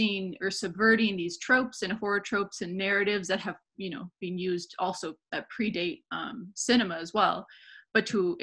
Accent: Vancouver, British Columbia, Canada; moved away as an adult; now in Montreal, Canada; I'm originally from Vancouver. I moved to Montreal like 8 years ago

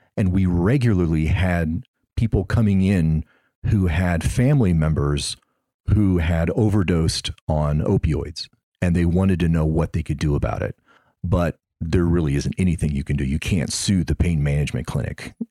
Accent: Missouri, United States; now in Florida, United States; I'm originally from Missouri

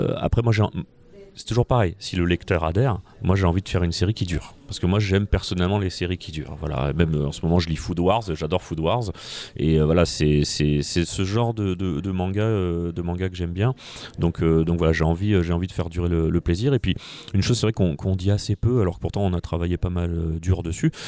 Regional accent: France; en tant que petit français dans mon coin

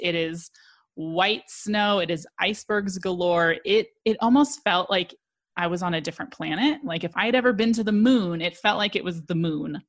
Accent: Colorado, United States; I'm from Colorado

